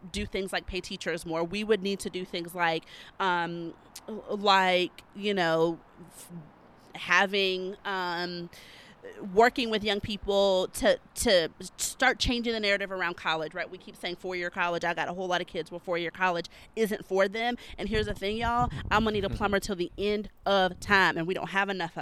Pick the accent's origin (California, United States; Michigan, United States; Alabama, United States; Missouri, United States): Alabama, United States; moved away as an adult; now in South Carolina, United States; I'm a Southern girl. I will be in the South probably forever and always. I'm from Alabama and I live in South Carolina